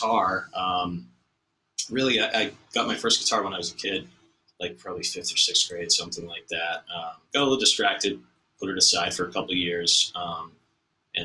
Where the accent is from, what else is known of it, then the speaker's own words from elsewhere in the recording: Watertown, Massachusetts, United States; where I grew up in Watertown